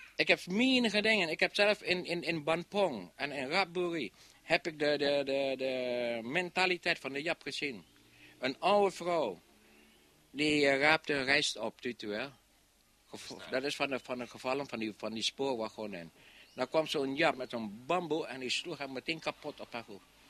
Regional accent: Indonesia; moved away as an adult; now in Netherlands; Ik ben een Nederlander, al ben ik een Indische jongen, maar ik voel me Nederlander

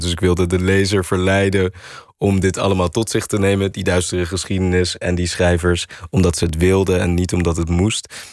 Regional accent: Netherlands; wij als Nederlanders

